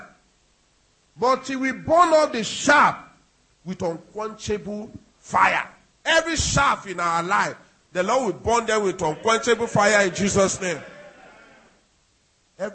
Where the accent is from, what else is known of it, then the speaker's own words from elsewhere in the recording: Nigeria; I'm a Nigerian